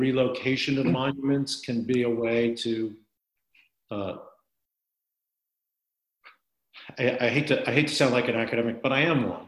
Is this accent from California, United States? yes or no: no; Wilmington, Delaware, United States; I was born and raised in Wilmington, Delaware